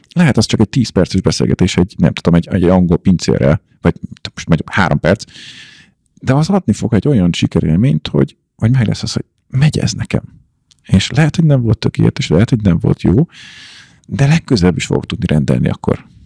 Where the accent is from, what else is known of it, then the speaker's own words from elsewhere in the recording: Hungary; én meg magyar vagyok, és angolul beszélünk